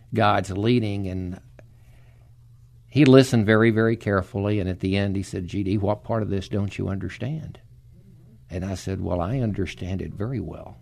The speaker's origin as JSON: {"language": "English", "town": "Dallas", "region": "Texas", "country": "United States", "tie": "born or raised there", "moved": "as an adult", "lives_now": "San Antonio, United States", "said": "I was born and raised in Dallas"}